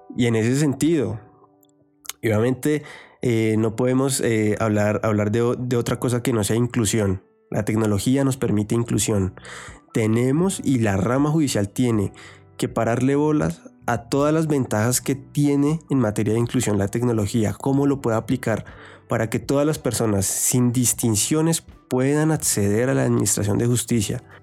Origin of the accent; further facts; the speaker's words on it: Colombia; tenemos que tener ahorita todos como colombianos